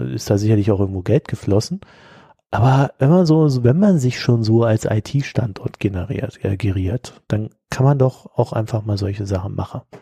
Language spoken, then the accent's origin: German; Berlin, Germany; born there; Und ich bin ja in Berlin geboren, den Berliner Bürger kenne ich ja ein bisschen